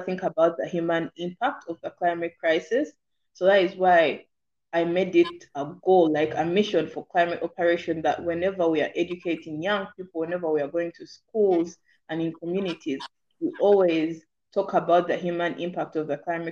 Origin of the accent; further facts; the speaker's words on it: Uganda; I'm from Uganda